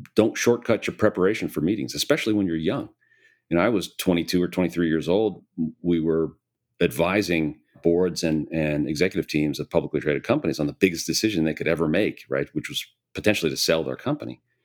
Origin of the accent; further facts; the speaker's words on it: Hinsdale, Illinois, United States; I was born and raised in Chicago, in the Chicago area. Grew up in a town called Hinsdale